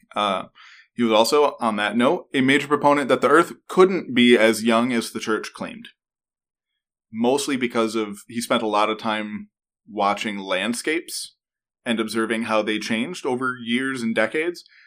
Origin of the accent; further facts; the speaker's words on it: New York, United States; now in Pennsylvania, United States; as a New Yorker